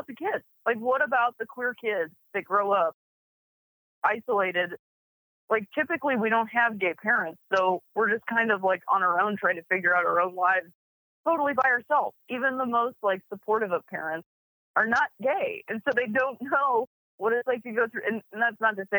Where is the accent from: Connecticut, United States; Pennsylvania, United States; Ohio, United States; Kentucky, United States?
Ohio, United States; Akron; moved away; as a little queer kid growing up in Akron, Ohio